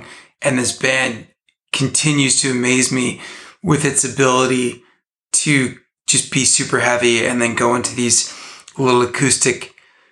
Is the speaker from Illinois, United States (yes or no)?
no; Southern California, United States; I grew up in Southern California